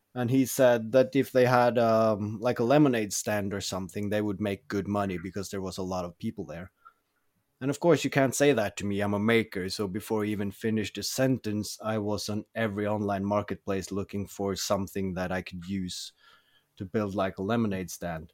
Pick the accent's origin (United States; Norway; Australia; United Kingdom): Norway; also born or lived in Oslo; I'm from Norway. I currently live outside